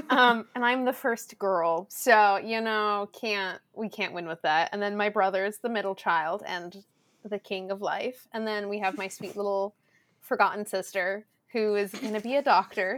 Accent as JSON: {"language": "English", "area": "SoCal", "region": "California", "country": "United States", "tie": "born or raised there", "first_language": "Spanish", "second_language": "English"}